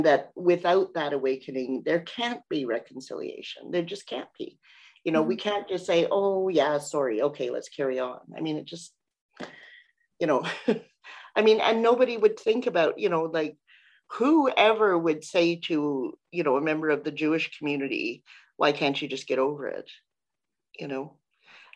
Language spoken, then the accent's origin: English; Canada; we as Canadians